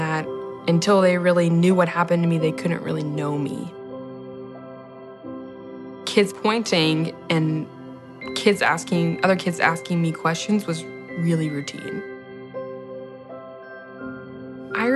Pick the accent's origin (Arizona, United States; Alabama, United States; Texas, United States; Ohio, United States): Texas, United States; Friendswood; I'm 23 years old, and I'm from Friendswood, Texas